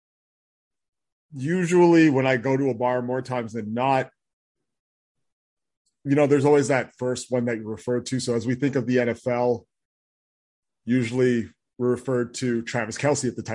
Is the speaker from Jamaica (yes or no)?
yes; Jamaica; I'm Jamaican